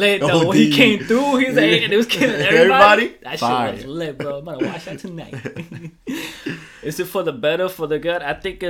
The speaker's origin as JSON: {"language": "English", "town": "New York City", "region": "New York", "country": "United States", "tie": "born or raised there", "said": "I grew up in the Bronx"}